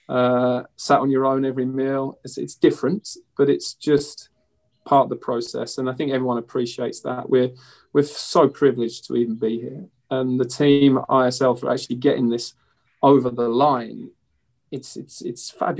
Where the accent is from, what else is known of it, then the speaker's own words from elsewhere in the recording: London, United Kingdom; I grew up in East London